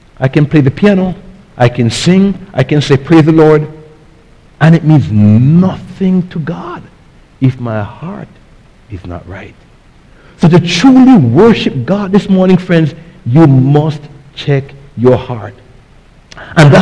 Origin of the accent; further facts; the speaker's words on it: Jamaica; now in United States; when I was growing up in Jamaica